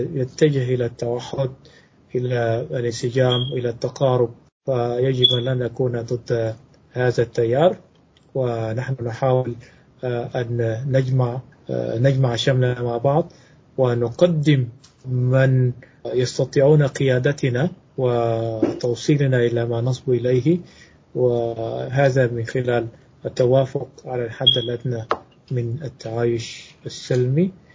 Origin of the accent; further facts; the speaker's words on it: South Sudan; وأنا سوداني من جنوب السودان